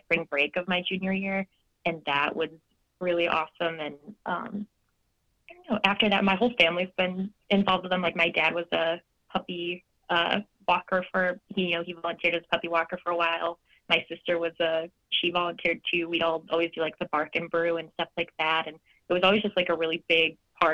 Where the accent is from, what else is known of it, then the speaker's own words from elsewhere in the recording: Rochester, Michigan, United States; I grew up in the Rochester area